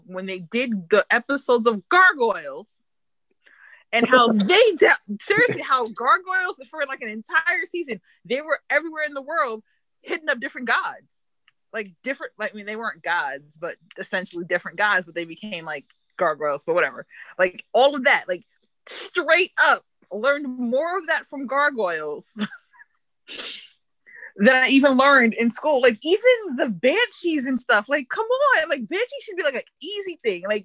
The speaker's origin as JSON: {"language": "English", "country": "United States", "said": "being American"}